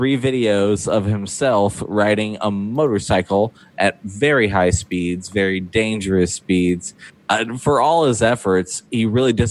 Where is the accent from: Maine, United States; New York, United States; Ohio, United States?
Ohio, United States; I grew up in Ohio